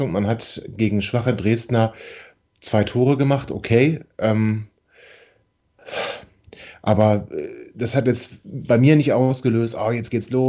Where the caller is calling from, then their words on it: Netherlands; Ich komme heute aus den Niederlanden.